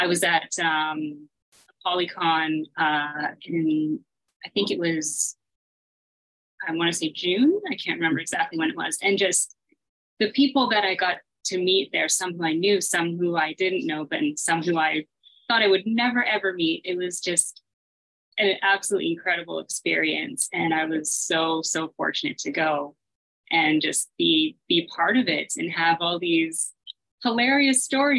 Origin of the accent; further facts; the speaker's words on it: Canada; I live in Canada